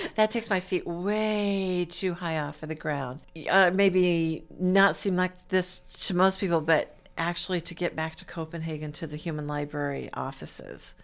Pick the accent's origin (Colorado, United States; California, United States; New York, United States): California, United States; Stockton; moved away as an adult; also born or lived in Monterey Bay area, California / Maine / Iowa; now in Muncie, United States; I was, uh, born and raised in California. I'm a California girl